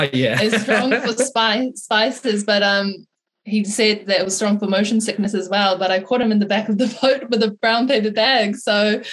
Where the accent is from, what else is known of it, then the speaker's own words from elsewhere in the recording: New Zealand; now in Australia; obviously we're Kiwi.